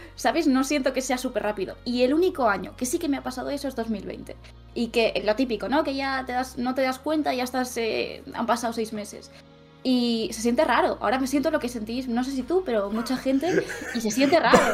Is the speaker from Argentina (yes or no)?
no; Vinaròs, Valencian Community, Spain; now in Barcelona, Spain; soy de un pueblo de Castellón que se llama Vinaros